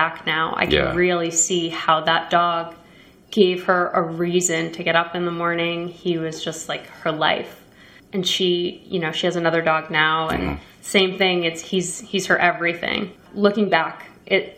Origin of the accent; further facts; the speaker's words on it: Roslyn, New York, United States; I grew up on Long Island, Roslyn